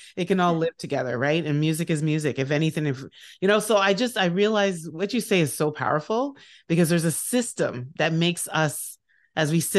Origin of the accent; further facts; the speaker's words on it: Nigeria; I'm Nigerian